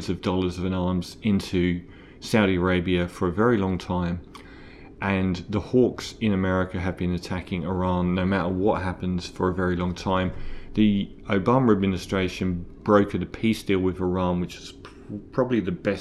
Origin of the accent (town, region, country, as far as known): Australia